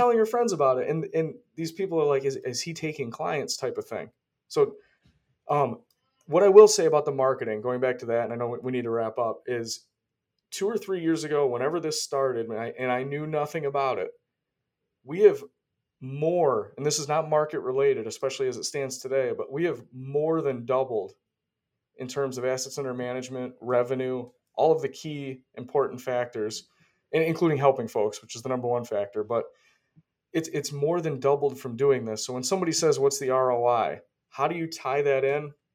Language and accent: English; Rochester, New York, United States; moved away as an adult; now in Florida, United States; I'm from Rochester, New York.